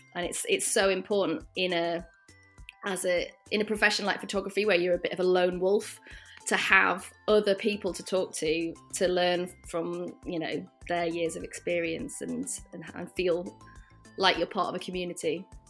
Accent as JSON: {"language": "English", "region": "the north of England", "country": "United Kingdom", "also_born_or_lived": "London", "accent": "British", "moved": "yes", "lives_now": "Rotterdam, Netherlands", "said": "As you might be able to tell from my accent, I am British. I'm from the north of England originally and came over to Rotterdam one year ago, more or less exactly, uh, from London."}